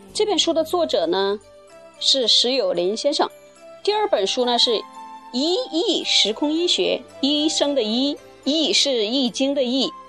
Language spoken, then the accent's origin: Chinese; China; 我们作为华夏子孙，作为当代的一个中国人